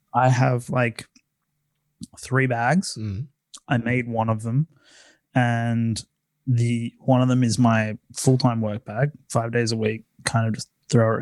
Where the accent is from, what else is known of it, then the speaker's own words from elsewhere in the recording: Sydney, New South Wales, Australia; I'm from Sydney, Australia